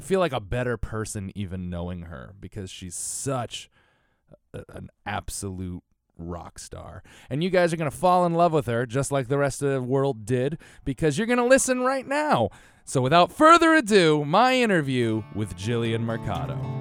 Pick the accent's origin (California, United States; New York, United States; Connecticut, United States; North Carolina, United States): Connecticut, United States; moved away; I'm from Connecticut originally.